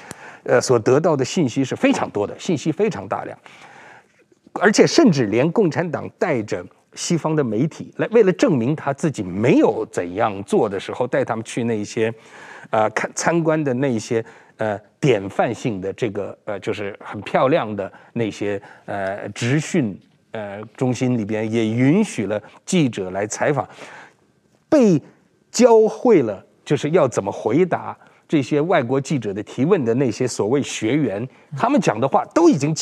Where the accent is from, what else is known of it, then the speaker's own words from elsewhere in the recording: Beijing, China; first language Uyghur; now in Taiwan; 其实我从小我是北京出生长大的维吾尔人，但在家里边都是讲维吾尔语啊，跟父母亲这样。